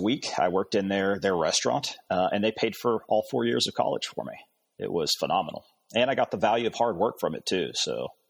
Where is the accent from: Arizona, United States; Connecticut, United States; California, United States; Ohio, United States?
Arizona, United States; Phoenix; also born or lived in Arkansas; Well, I grew up in Phoenix, Arizona and Arkansas. Parents split up. So lived with mom and dad every once in a while, just moved back and forth, upbringing.